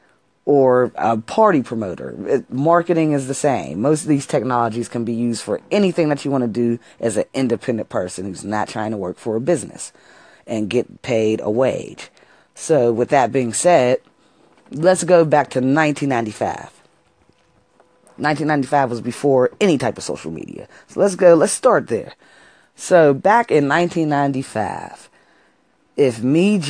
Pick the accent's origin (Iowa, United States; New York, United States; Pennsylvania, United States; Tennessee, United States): Pennsylvania, United States; Pittsburgh; I'm from Pittsburgh, Pennsylvania